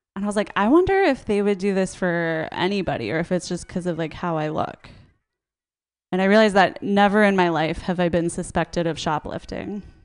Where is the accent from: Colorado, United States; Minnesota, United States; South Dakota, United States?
Minnesota, United States; I grew up in like a very Christian suburb in Minnesota